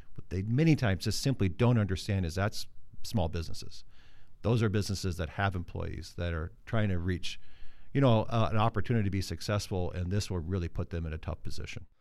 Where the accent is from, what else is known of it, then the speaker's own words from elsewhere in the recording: Mitchell, South Dakota, United States; moved away; also born or lived in California; I grew up in South Dakota, but I was born in California